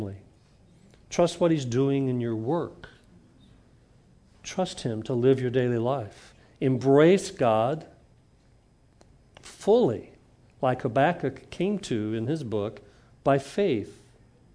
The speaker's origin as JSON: {"language": "English", "town": "Huntsville", "region": "Alabama", "country": "United States", "tie": "born or raised there", "said": "when I grew up in Huntsville"}